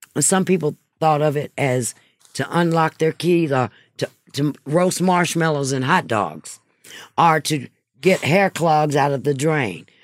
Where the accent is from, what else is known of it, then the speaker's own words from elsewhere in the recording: Hattiesburg, Mississippi, United States; moved away; also born or lived in Texas; my hometown, Hattiesburg, Mississippi.